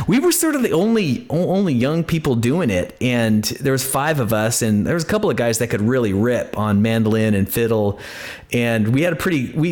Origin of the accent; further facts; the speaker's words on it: Twin Falls, Idaho, United States; also born or lived in Seattle; now in Nashville, United States; I grew up in Mormon country down there in southern Idaho.